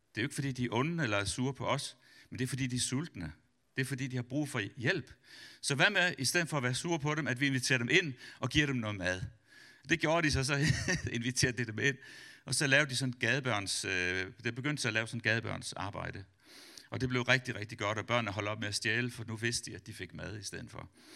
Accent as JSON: {"language": "Danish", "country": "Denmark", "said": "som dansker"}